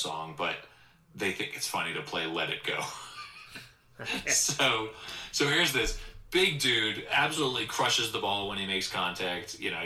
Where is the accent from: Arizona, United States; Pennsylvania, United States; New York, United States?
Pennsylvania, United States; Delaware County; I grew up in Delaware County, Pennsylvania